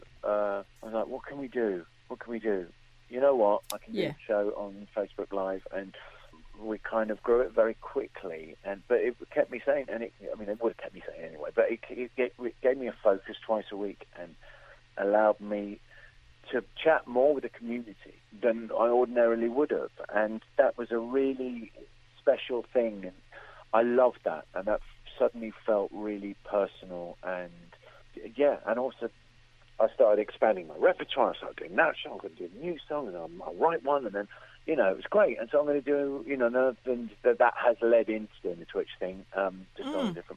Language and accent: English; London, United Kingdom; also born or lived in Belfast; growing up in London